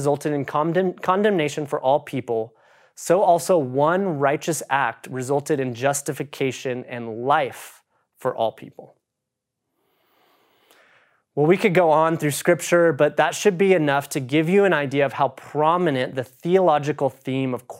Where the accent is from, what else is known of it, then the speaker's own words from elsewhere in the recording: United States; as an American